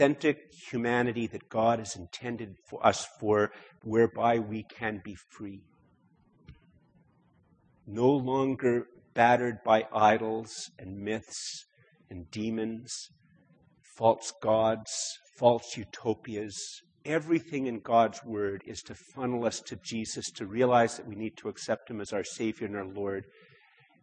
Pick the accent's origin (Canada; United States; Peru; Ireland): Canada; I'm Canadian